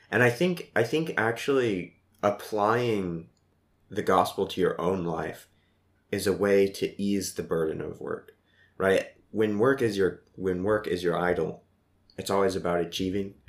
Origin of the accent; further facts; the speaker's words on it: Midwest, United States; moved away as an adult; also born or lived in Columbia; growing up in the Midwest